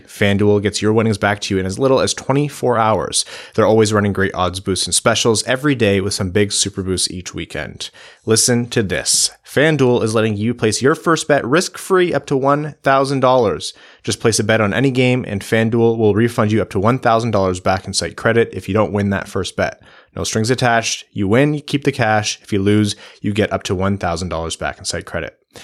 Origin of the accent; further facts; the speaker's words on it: Windsor, Ontario, Canada; I'm from Windsor